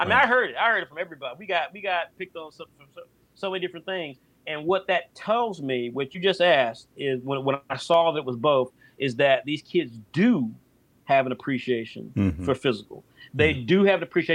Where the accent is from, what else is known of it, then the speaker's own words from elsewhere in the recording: United States; I'm an American. I think like an American. I'm proud to be an American